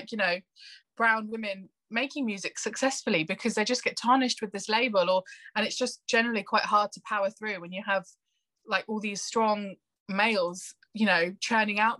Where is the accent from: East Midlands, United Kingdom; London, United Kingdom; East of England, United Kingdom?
East Midlands, United Kingdom; Northampton; I grew up in Northampton, which is a very white town